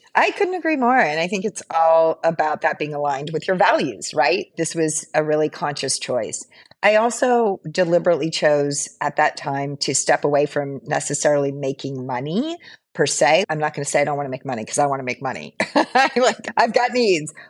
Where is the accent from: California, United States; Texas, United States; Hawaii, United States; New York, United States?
Hawaii, United States; moved away as an adult; also born or lived in San Francisco; I'm currently living in Hawaii